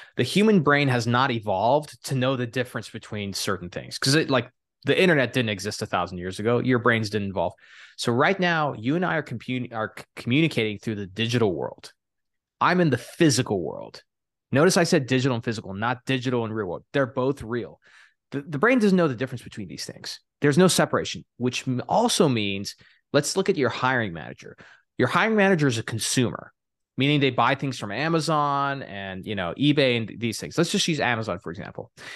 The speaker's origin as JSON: {"language": "English", "town": "El Paso", "region": "Texas", "country": "United States", "tie": "born or raised there", "said": "I'm a boy from Texas. I'm a first generation immigrant. Dad's from Iraq. Mom's from Turkey"}